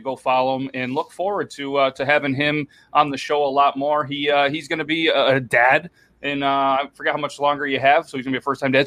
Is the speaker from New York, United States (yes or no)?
yes; New York, United States; I've been in New York pretty much my whole life